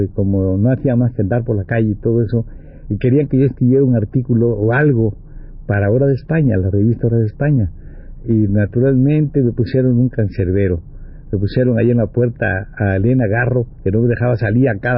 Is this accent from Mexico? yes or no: yes; Mexico; yo soy mexicano, ah, tú eres mexicano, pues ven, vamos allá.